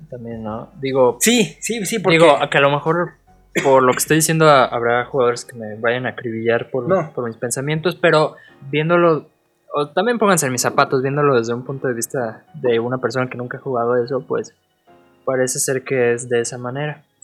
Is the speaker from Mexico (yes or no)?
yes; Mexico; somos mexicanos